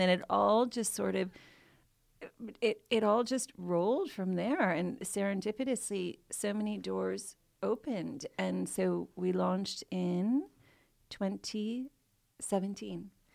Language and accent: English; Chicago, Illinois, United States; now in London, United Kingdom; my hometown of Chicago